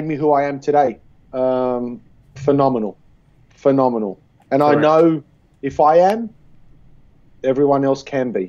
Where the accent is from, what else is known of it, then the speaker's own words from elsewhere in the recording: Sydney, New South Wales, Australia; I was born and bred in Australia, in Sydney